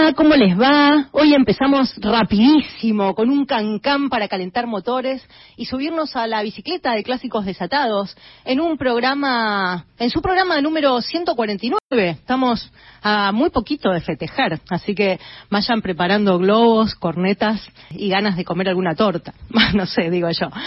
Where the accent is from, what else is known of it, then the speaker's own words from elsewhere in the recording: Paso de los Libres, Corrientes, Argentina; moved away; por las veredas de mi cuadra, allá en Paso de los Libres, donde nací, en Corrientes